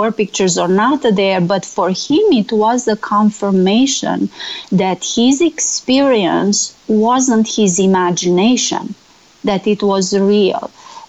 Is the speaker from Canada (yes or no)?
no; Romania; when I published my book in Romania, I'm from Romania, my best friend from college reminded me